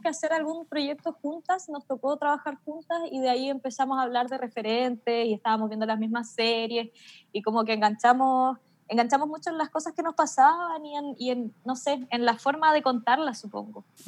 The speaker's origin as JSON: {"language": "Spanish", "town": "Melipilla", "region": "Santiago Metropolitan Region", "country": "Chile", "said": "yo soy de Melipilla, entonces tenía que volver a Melipilla"}